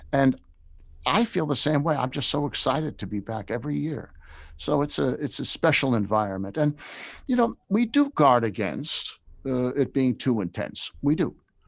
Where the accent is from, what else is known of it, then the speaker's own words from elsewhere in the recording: New York, United States; I grew up in New York, yeah. So we weren't a grits place.